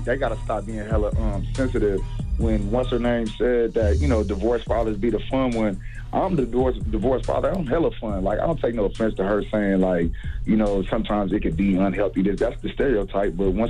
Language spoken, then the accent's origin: English; Oakland, California, United States; I'm from the Bay. I'm from Oakland area.